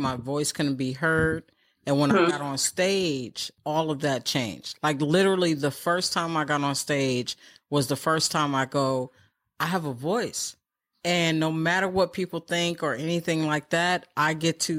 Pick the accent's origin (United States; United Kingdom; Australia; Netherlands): United States; New York City, New York; I was born in New York City